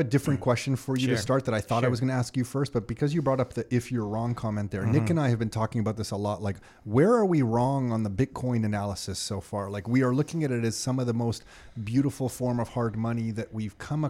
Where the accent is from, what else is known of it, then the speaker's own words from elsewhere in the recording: Montreal, Quebec, Canada; being growing up in Montreal and living here